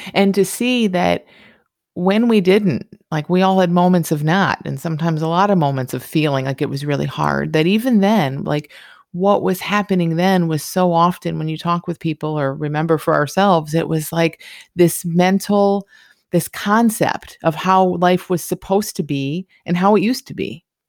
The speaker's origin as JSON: {"language": "English", "region": "Michigan", "country": "United States", "tie": "born or raised there", "moved": "yes", "said": "I grew up in Michigan"}